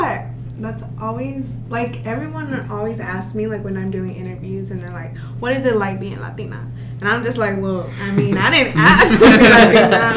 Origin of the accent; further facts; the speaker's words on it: Little Rock, Arkansas, United States; I'm from Little Rock.